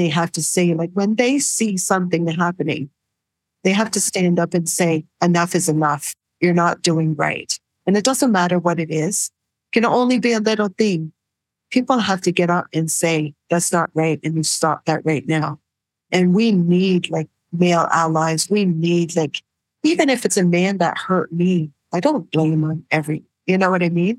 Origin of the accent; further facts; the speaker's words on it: New Brunswick, Canada; I was from New Brunswick